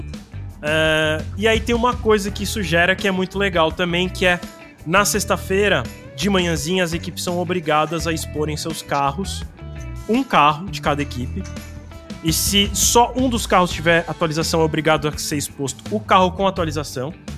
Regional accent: Brazil; a gente também como brasileiro

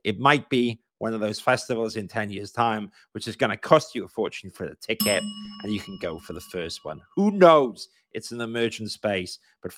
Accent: Wales, United Kingdom; accent: Welsh; my Welsh accent

